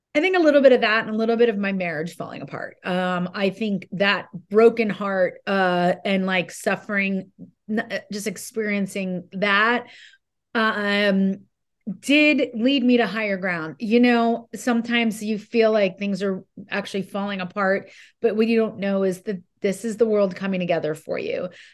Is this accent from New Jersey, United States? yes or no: yes; New Jersey, United States; I'm from Jersey